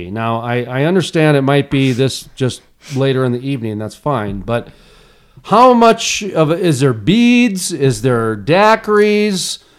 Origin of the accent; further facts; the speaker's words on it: Fargo, North Dakota, United States; I graduated in Fargo, okay? I'm from Fargo. I live in Fargo.